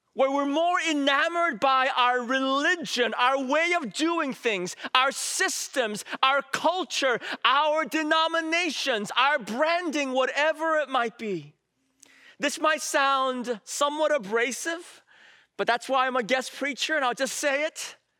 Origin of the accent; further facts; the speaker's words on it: San Francisco, California, United States; I grew up in San Francisco